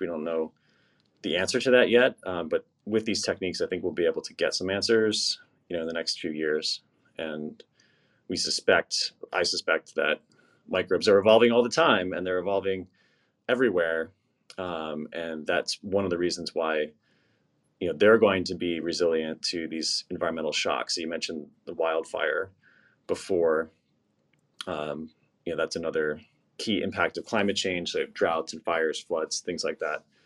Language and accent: English; East Coast, United States; I grew up on the East Coast